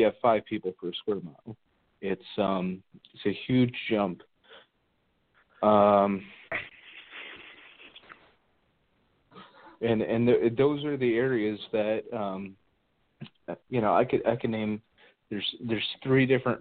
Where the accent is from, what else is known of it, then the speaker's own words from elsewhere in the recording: Sussex County, New Jersey, United States; moved away as an adult; now in Ohio, United States; Sussex County is my hometown, or my home county